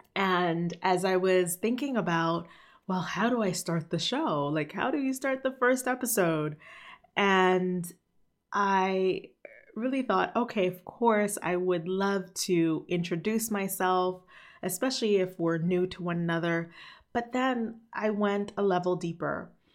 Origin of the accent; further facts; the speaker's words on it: Haiti; I was born in Haiti